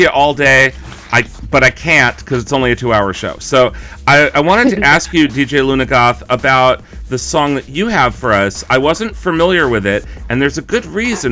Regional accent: East Coast, United States; I grew up on the East Coast, so, like, you know, big buildings and lots of people walking around and loud subway trains

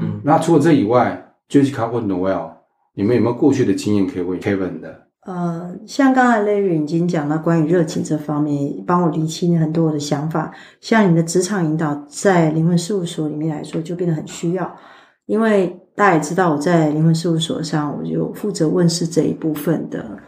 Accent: Taiwan; 身为台湾人

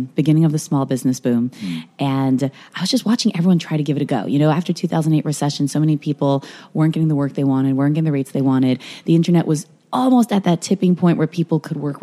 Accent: New York, United States; now in Los Angeles, United States; I'm from New York originally

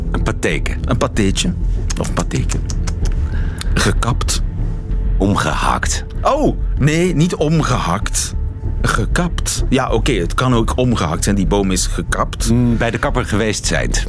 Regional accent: East Flanders, Belgium; ik kom uit Zuidoost-Vlaanderen.

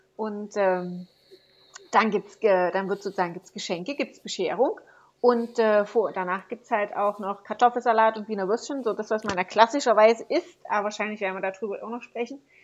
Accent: Saxon Switzerland, Saxony, Germany; ich komme ja aus Sächsische Schweiz, ist das in der Nähe vom Erzgebirge.

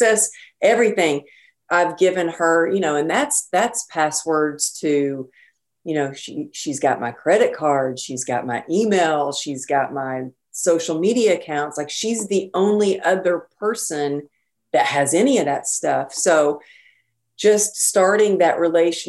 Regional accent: Texas, United States; now in California, United States; growing up in Texas

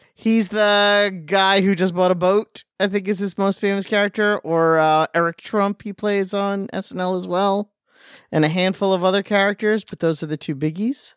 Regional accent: Long Island, New York, United States; I'm from Long Island

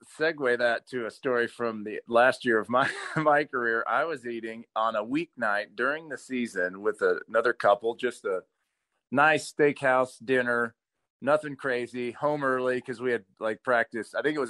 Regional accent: Idaho, United States; moved away as an adult; also born or lived in Utah; I'm from Idaho and played at Utah.

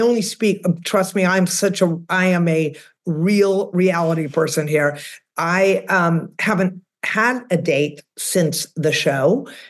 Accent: outside of Boston, Massachusetts, United States; now in Austin, United States; I'm originally from the Northeast. I'm from outside of Boston.

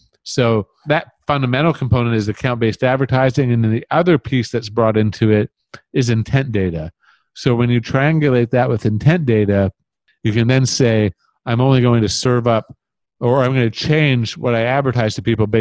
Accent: Canada; As a Canadian

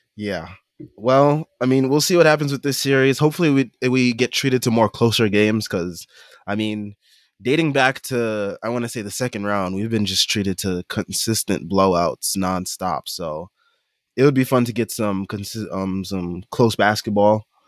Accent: New York, United States; as a New Yorker, as a New York fan

